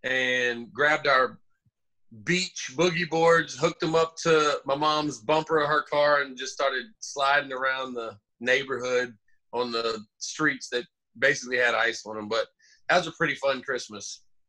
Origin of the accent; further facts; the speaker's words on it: Jacksonville, Florida, United States; growing up in Jacksonville, Florida.